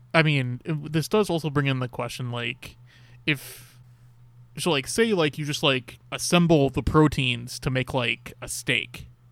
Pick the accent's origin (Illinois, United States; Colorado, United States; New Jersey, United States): Illinois, United States; Chicago; I'm from Chicago